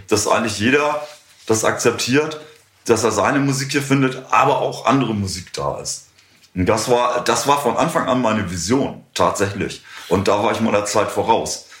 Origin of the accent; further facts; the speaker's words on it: Bad Schwartau, Schleswig-Holstein, Germany; also born or lived in Lübeck; ich bin ja, in Bad Schwartau groß geworden, bin dann, äh, bin dann nach Lübeck gezogen